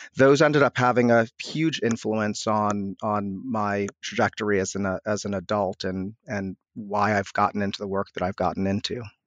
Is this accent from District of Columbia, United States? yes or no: yes; Washington, District of Columbia, United States; I grew up in upper northwest D C, literally on the border between D C and Chevy Chase, Maryland.